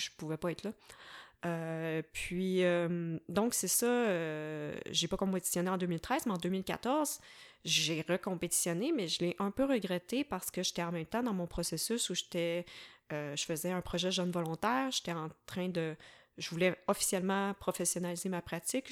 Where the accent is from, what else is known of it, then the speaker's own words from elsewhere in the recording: Varennes, Quebec, Canada; moved away as an adult; also born or lived in Sherbrooke; je suis originaire de la rive sud de Montréal. Euh, j'ai grandi à Varennes